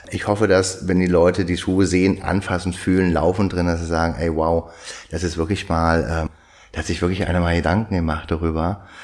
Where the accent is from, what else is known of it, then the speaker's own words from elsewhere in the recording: Frieshagen, Germany; ich komme aus Frieshagen, da bin ich groß geworden und hab's geliebt, bis ich, naja, Teenager von 14, 15 war